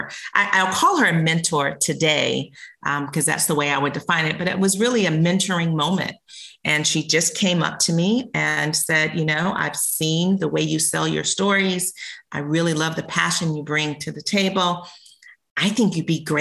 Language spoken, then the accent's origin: English; South Carolina, United States; moved away; I grew up in South Carolina.